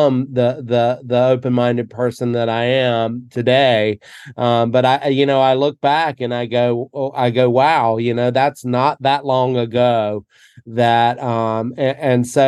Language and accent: English; the South, United States; growing up in the South